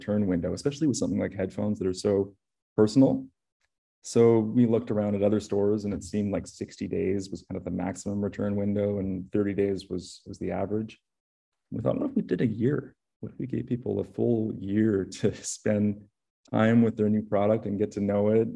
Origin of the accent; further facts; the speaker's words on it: Canada; I grew up in Canada